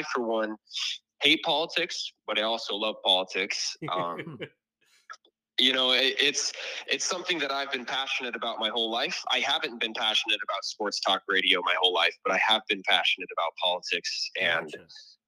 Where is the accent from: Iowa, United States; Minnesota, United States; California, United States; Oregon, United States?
Iowa, United States; Garner; Garner. It's north central Iowa